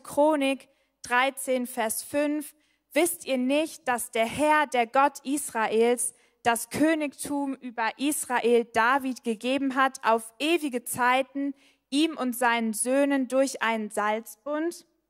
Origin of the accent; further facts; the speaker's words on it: Bielefeld, North Rhine-Westphalia, Germany; now in Heidelberg, Germany; ich komme ursprünglich aus Bielefeld